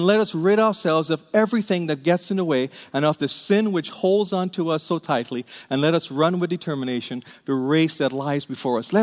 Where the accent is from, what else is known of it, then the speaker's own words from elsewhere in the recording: Trinidad & Tobago; now in United States; I grew up in Trinidad in the Caribbean